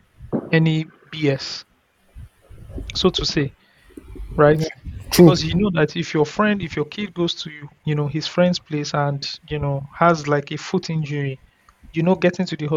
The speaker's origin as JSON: {"language": "English", "area": "Ikeja", "region": "Lagos", "country": "Nigeria", "tie": "born or raised there", "said": "growing up in Ikwaja"}